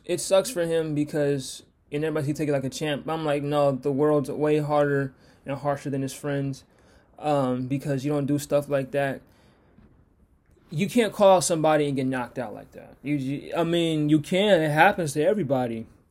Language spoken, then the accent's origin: English; Seattle, Washington, United States; I'm from Washington, I'm, I'm from Seattle